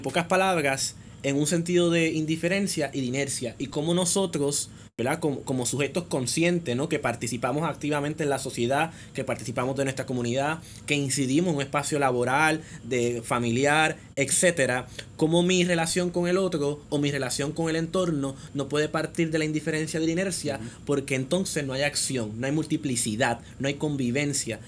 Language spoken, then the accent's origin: Spanish; Puerto Rico